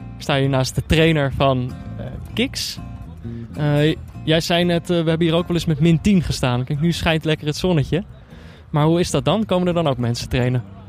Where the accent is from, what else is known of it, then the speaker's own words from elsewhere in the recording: North Brabant, Netherlands; moved away; also born or lived in Amsterdam; ik ben opgegroeid in Brabant